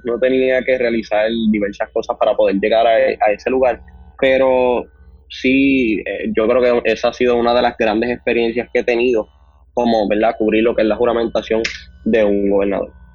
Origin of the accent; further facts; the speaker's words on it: Ponce, Puerto Rico; actualmente tengo 19 años y soy del pueblo de Ponce